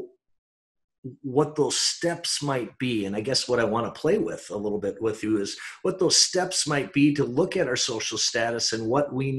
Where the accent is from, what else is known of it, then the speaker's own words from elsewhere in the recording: St. Louis Park, Minnesota, United States; growing up in St. Louis Park